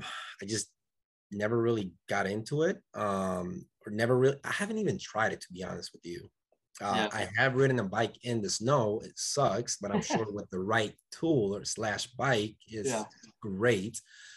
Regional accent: Dominican Republic; also born or lived in West Michigan; now in Michigan, United States; I'm originally from the Caribbean, Dominican Republic.

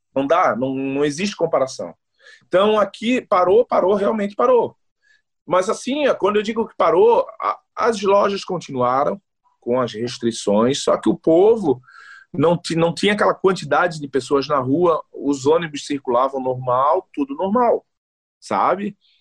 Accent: Florianópolis, Santa Catarina, Brazil; moved away as an adult; also born or lived in Northeast Brazil / Goiás; now in Helsinki, Finland; Nascido e criado no Saco dos Limões, aí bem manezinho mesmo

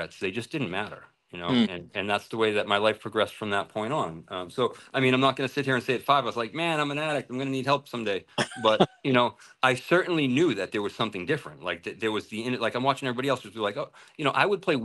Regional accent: Massachusetts, United States; moved away as an adult; also born or lived in Singapore / Thailand; I went to Central Catholic and that's in Lawrence, Mass. I grew up in Mass

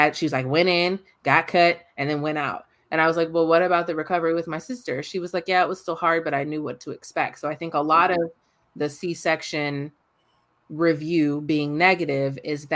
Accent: California, United States; I was born in California

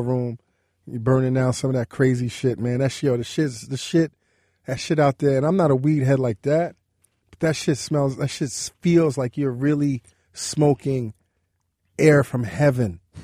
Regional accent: New York City, New York, United States; I grew up in Brooklyn, New York

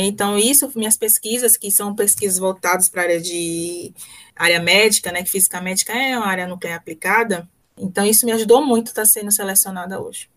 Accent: Salvador, Bahia, Brazil; moved away; also born or lived in Sergipe

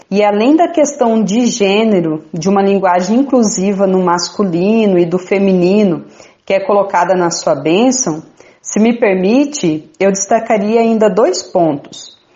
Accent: Bataiporã, Mato Grosso do Sul, Brazil; now in Campo Grande, Brazil; tenho 31 anos e sou natural de Bataiporã, no Mato Grosso do Sul. Eu sou religiosa da Congregação das Irmãs Franciscanas de Nossa Senhora Aparecida, uma congregação de fundação brasileira, e atualmente estou em Campo Grande, no Mato Grosso

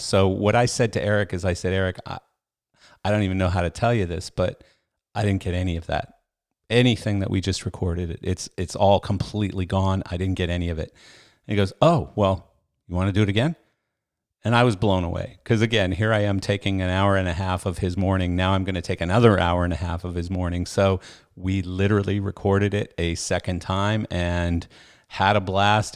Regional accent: Canada; I was a bass player growing up in Canada.

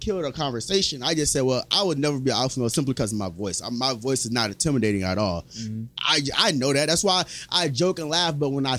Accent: Naples, Florida, United States; also born or lived in Fort Myers; I'm from Naples

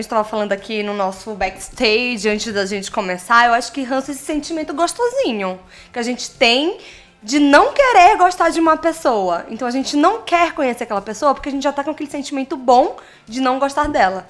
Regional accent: Maranhão, Brazil; Sou do Maranhão

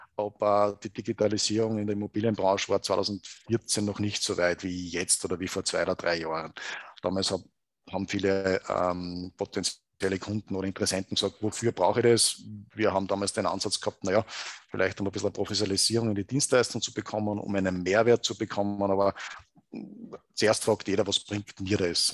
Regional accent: Gmunden, Upper Austria, Austria; moved away as an adult; also born or lived in Salzburg; an sich bin ich geboren in, in Gmunden im Schonern Oberösterreich, also im Salzkammer gut aufgewachsen

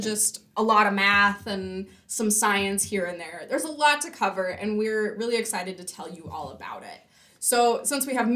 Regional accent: California, United States; moved away as an adult; now in Grand Forks, United States; since I'm from California

